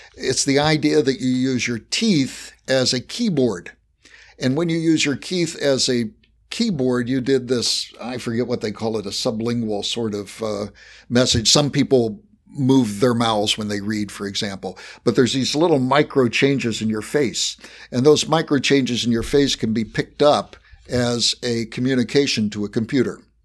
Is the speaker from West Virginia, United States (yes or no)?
yes; West Virginia, United States; accent: Appalachian; moved away; I was born in West Virginia, so I have mastered an Appalachian accent.